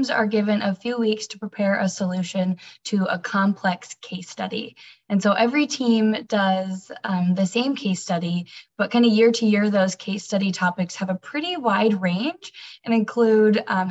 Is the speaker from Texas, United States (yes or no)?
no; Ankeny, Iowa, United States; I am from Ankeny, Iowa as well.